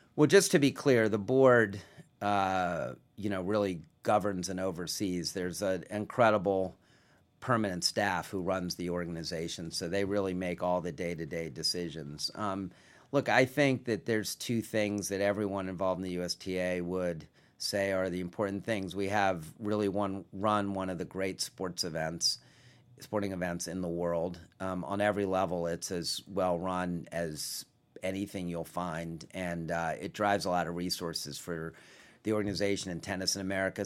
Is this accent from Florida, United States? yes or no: no; Washington, District of Columbia, United States; I grew up in Washington